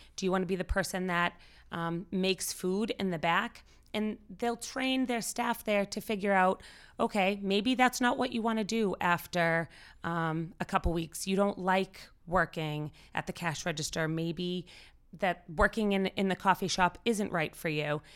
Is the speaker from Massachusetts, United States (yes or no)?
yes; Winchester, Massachusetts, United States; I was born and raised in Winchester